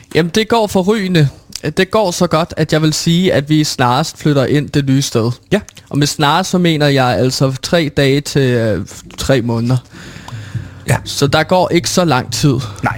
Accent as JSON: {"language": "Danish", "town": "Herlev", "region": "Capital Region of Denmark", "country": "Denmark", "said": "derhjemme i Herlev, hvor jeg altså kommer fra"}